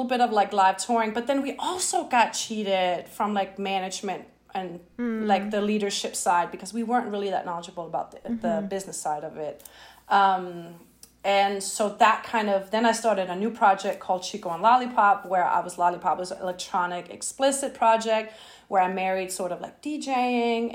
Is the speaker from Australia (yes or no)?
no; Denmark; moved away as an adult; now in Brooklyn, United States; I live in Brooklyn right now. I'm from Denmark originally